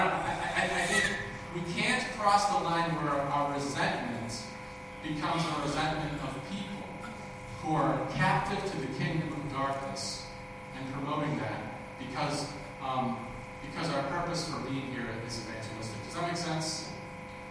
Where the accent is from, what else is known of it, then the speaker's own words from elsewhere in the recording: Minnesota, United States; I grew up in Minnesota